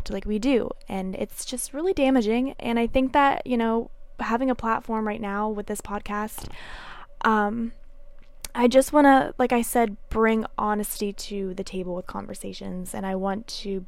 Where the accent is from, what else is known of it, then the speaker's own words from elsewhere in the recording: Pennsylvania, United States; moved away as an adult; now in Nashville, United States; I moved here from Pennsylvania, which is where I was born and raised